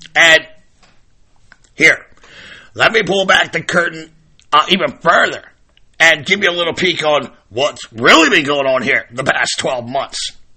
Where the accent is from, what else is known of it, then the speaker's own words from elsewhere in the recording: Maryland, United States; My home state, Maryland